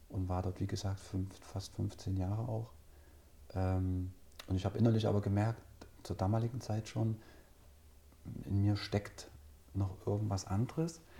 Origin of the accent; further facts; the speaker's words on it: Altenburg, Thuringia, Germany; ich bin gebürtiger Altenburger. Äh, bin quasi in meinen Kindheitstagen durch Altenburg gestiefelt